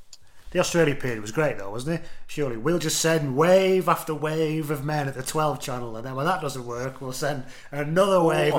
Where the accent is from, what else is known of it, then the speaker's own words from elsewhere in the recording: England, United Kingdom; The biggest problem that I'm an English person in a lot of teams